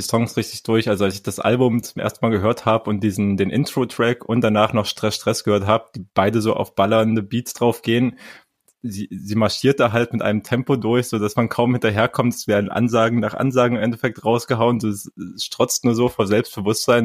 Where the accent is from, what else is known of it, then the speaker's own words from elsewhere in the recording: Halle, Saxony-Anhalt, Germany; moved away; Halle Saale represent mein, mein Geburtsstadt ja sogar. Ich bin ja da mm. geboren